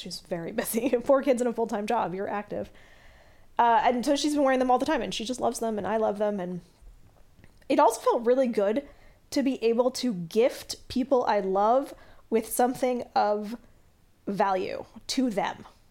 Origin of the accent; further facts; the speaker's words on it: Canada; I'm Canadian